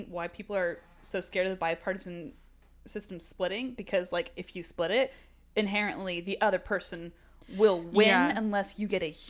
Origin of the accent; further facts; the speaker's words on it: the South, United States; We're from the South, guys. We watched a lot of our own families and friends vote for Trump.